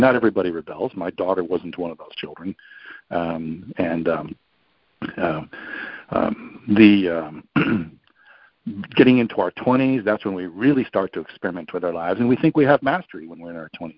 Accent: New York, United States; I'm from New York

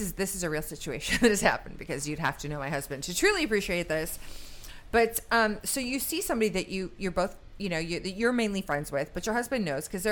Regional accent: the North, United States; I'm from the North.

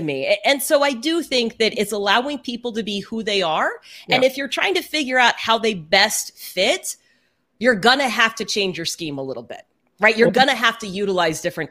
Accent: Houston, Texas, United States; moved away as an adult; also born or lived in Dallas; now in Seattle, United States; I grew up in Houston

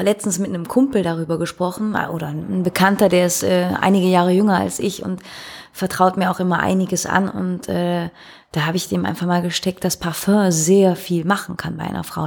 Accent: Belgium; bei uns in Belgien

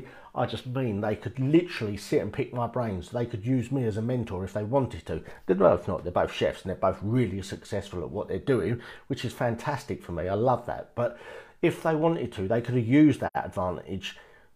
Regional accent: United Kingdom; in the UK, we're born, we don't realise it, but we're born in quite a good place

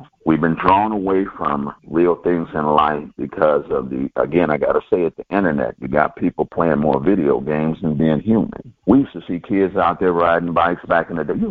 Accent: California, United States; I'm from Cali

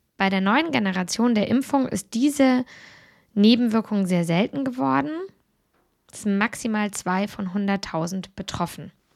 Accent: Germany; bei uns in Deutschland

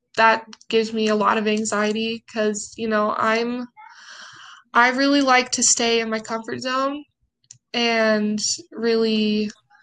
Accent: Provo, Utah, United States; also born or lived in Salt Lake City, Utah; I grew up in Provo. I moved to Salt Lake when I was 13

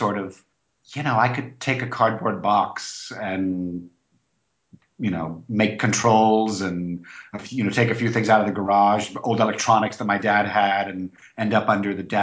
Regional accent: Florida, United States; in my town, in my hometown of Florida.

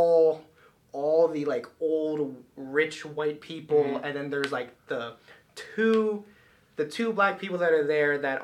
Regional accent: Milford, Connecticut, United States; I'm from Milford, Connecticut, which is just the little panhandle strip of Connecticut

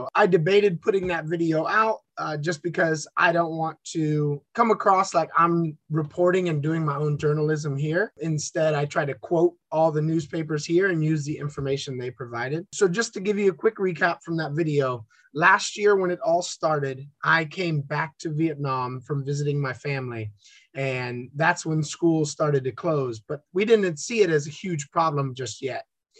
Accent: New Smyrna Beach, Florida, United States; also born or lived in Orlando; New Smyrna Beach, Florida, and then went to university at the University of Central Florida in Orlando and lived there for about 10 years.

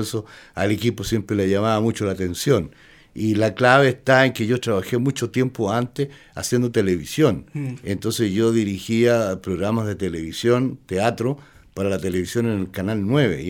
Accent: Palmilla, O'Higgins, Chile; moved away as an adult; also born or lived in Mexico City, Mexico; yo soy de Palmilla nomás.

